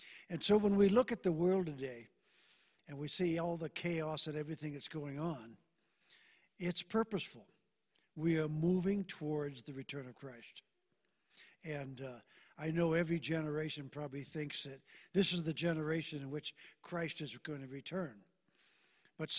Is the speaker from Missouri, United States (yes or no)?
no; Deer Lodge, Montana, United States; When I was a young person, growing up in Deer Lodge, every church was full every Sunday